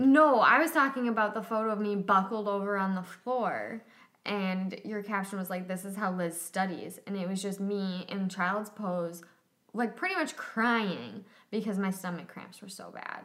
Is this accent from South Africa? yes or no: no; Plymouth, Minnesota, United States; I grew up dancing in the Minneapolis St. Paul suburbs in a suburb called Plymouth